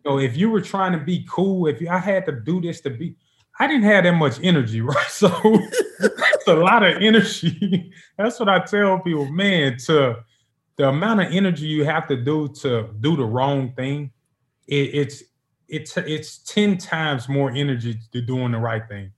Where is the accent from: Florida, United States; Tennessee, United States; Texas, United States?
Tennessee, United States; Memphis; moved away as an adult; now in Nashville, United States; I'm from Memphis, right down the road